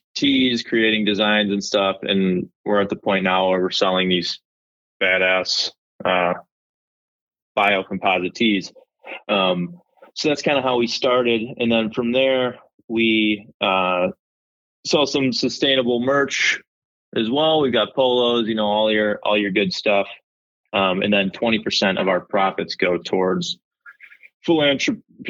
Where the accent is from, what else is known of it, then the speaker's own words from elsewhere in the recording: Evergreen Park, Illinois, United States; I grew up in Evergreen Park, Illinois